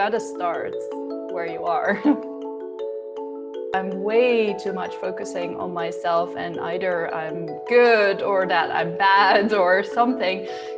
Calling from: Groningen, Netherlands; From Groningen in the Netherlands. It's all the way in the north.

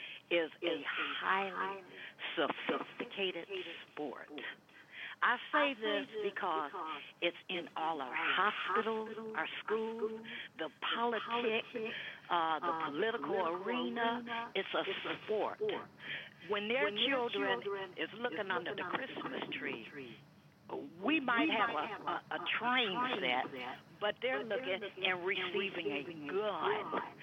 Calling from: Cleveland, Ohio, United States; from Cleveland.

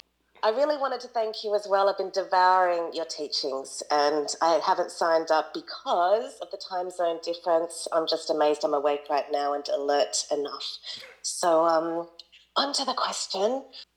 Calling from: Sydney, New South Wales, Australia; Hello, I am here from Sydney, Australia. It's about 6 a.m

